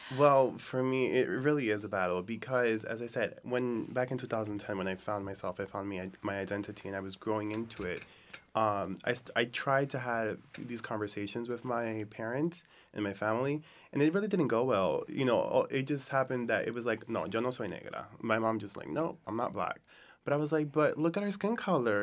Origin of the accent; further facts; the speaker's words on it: United States; I grew up in the United States, and I am Dominican